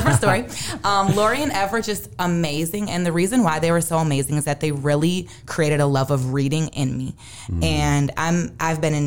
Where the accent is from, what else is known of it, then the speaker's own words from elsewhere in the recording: Saint Paul, Minnesota, United States; Growing up in Minnesota, I went to St. Paul Academy K through nine, and then I went to Central.